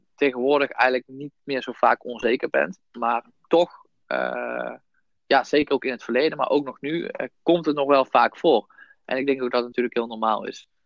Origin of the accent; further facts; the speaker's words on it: Son en Breugel, North Brabant, Netherlands; also born or lived in Nijmegen; ik kom uit Zonnebreugel, hetzelfde als Jasper.